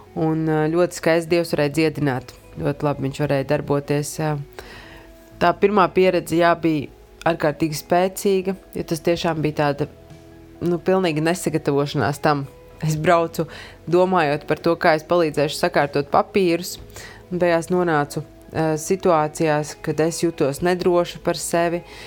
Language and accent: Latvian; Iecava, Latvia; Esmu no Iecavas